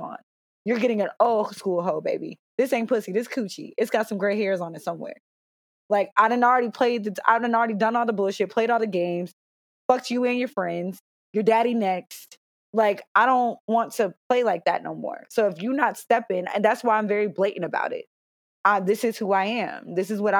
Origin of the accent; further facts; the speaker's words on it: Cincinnati, Ohio, United States; also born or lived in Stamford, Connecticut / Raleigh, North Carolina; I was born in Stamford, Connecticut. I grew up in Cincinnati. We moved here when I was in the second grade